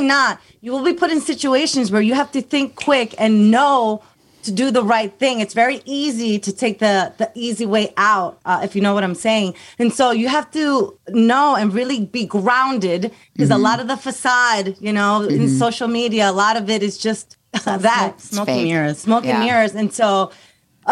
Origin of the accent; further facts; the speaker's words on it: United States; I'm an American. I was born and raised. I went to school here